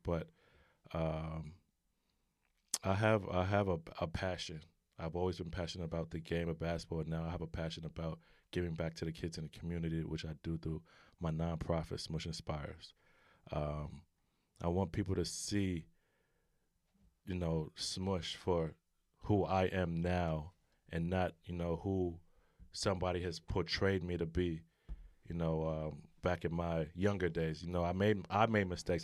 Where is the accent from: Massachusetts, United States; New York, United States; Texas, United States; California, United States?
New York, United States; New York City; growing up in New York City, you know, playing basketball in the streets